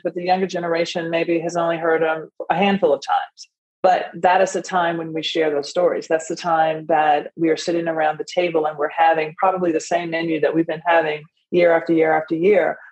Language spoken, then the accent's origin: English; Nashville, Tennessee, United States; it's based and rooted in our tradition at home, growing up in Nashville